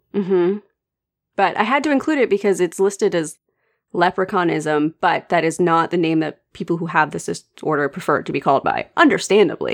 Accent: United States; as an American

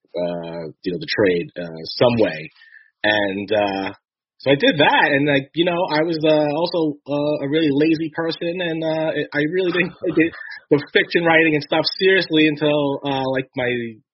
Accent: New York City, New York, United States; also born or lived in Staten Island; I grew up in Brooklyn

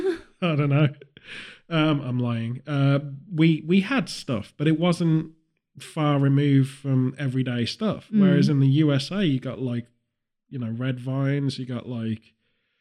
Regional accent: United Kingdom

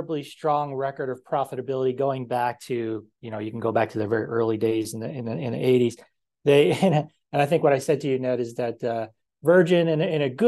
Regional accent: United States; accent: American; our own American accents

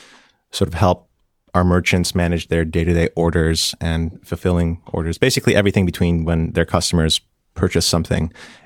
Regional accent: Tehran, Tehran Province, Iran; born there; It's always a hard question because I don't really know where home is, but I was born in Tehran, Iran in 88.

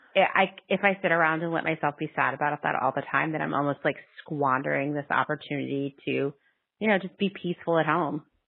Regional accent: Pennsylvania, United States; I grew up in Pennsylvania

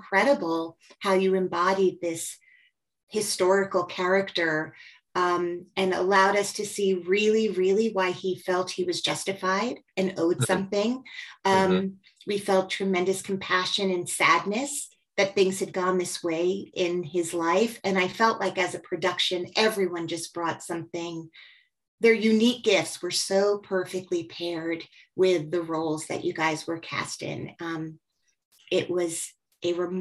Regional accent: New Jersey, United States; I grew up in New Jersey

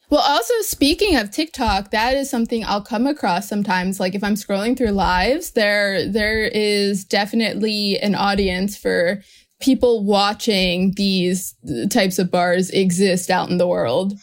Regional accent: New Jersey, United States; Growing up in New Jersey

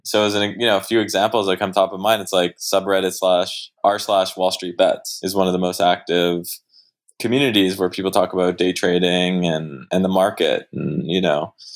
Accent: Canada; also born or lived in Montreal; I am Canadian

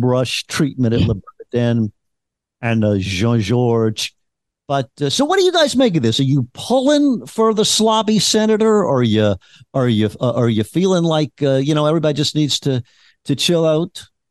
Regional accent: Louisiana, United States; I am from Louisiana

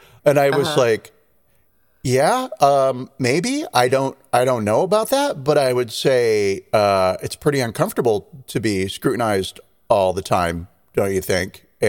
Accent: California, United States; I'm a Californian

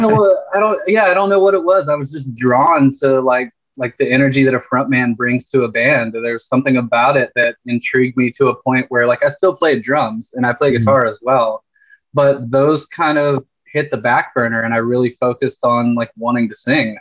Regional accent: Panama City Beach, Florida, United States; moved away as an adult; also born or lived in Tampa Bay area, Florida; I grew up in Panama City Beach, right where I'm at now

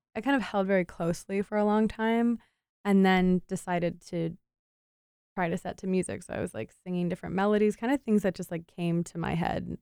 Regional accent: Cleveland, Ohio, United States; also born or lived in Wilmington, North Carolina / Asheville, North Carolina; So I grew up just outside of Cleveland, Ohio, and that's where I'm living right now

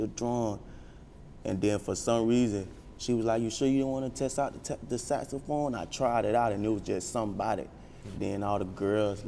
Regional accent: Florida, United States; I'm from Florida.

